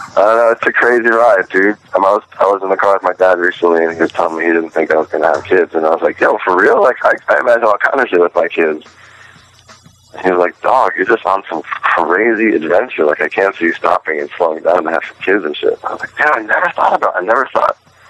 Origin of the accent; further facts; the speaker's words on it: San Francisco, California, United States; moved away as an adult; also born or lived in Venice, California; now in East Coast, United States; growing up in San Francisco at a particular time. That was pretty great in the 90s there